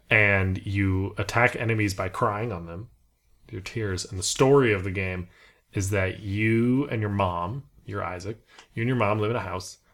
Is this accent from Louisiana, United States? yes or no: no; Beverly Hills, California, United States; moved away; I was from Beverly Hills